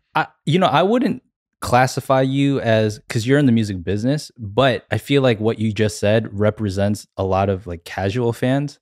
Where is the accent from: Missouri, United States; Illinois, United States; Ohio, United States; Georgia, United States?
Georgia, United States; Atlanta; I'm from Atlanta, so, you know, I grew up listening to a lot of hip hop